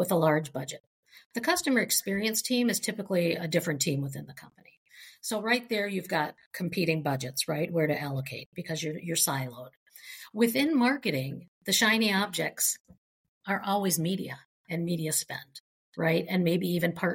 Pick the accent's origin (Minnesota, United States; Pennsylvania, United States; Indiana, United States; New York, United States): Minnesota, United States; I'm from Minnesota.